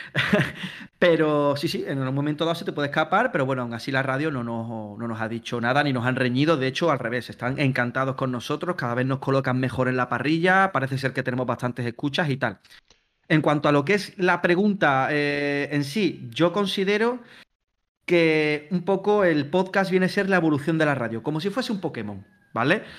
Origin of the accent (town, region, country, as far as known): Palma del Río, Andalusia, Spain; moved away as an adult; now in Mallorca, Spain